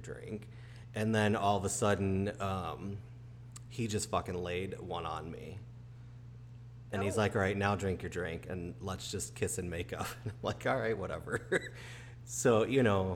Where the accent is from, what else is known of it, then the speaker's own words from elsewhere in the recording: Chicago, Illinois, United States; moved away as an adult; also born or lived in Boston; I grew up in Chicago